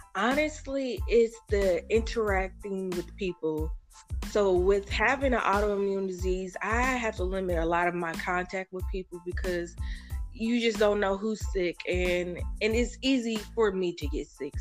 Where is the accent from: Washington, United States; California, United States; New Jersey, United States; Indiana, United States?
Indiana, United States; Indianapolis; I grew up on the east side of Indianapolis my whole life